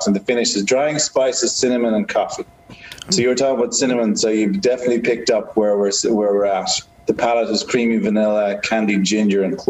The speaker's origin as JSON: {"language": "English", "country": "Ireland", "tie": "born or raised there", "said": "when I grew up in Ireland, and I was in my sort of 18 to 21"}